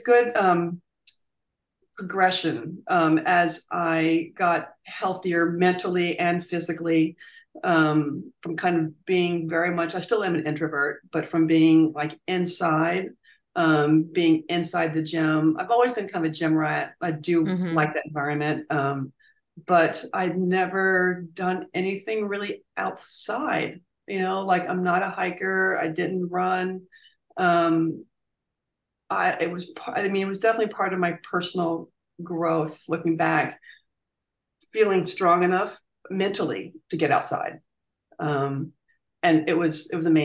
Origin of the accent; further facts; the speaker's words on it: Virginia, United States; I grew up in Virginia